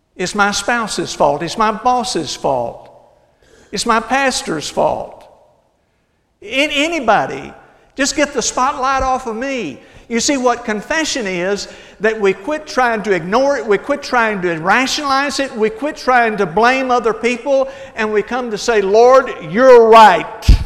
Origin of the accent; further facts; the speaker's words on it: Hillsboro, Texas, United States; I grew up in Hillsboro, Texas, about 60, 70 miles south of here